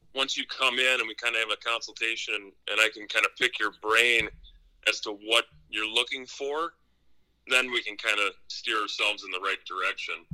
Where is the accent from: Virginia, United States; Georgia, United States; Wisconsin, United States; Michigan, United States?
Wisconsin, United States; I'm been born and raised in Wisconsin